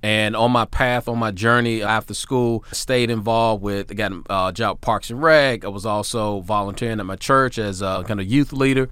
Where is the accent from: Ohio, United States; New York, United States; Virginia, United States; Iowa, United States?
Virginia, United States; Hampton Roads; also born or lived in Tennessee; it was a joy to go back to my hometown just to be able to run that Y where my mom was a member